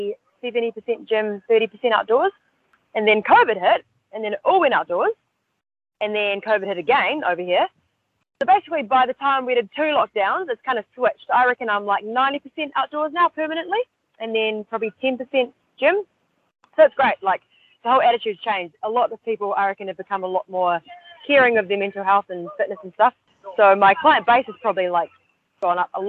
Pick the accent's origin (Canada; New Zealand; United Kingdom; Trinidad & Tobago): New Zealand; moved away as an adult; now in Sydney, Australia; I grew up in New Zealand and moved to Australia about 10 years ago now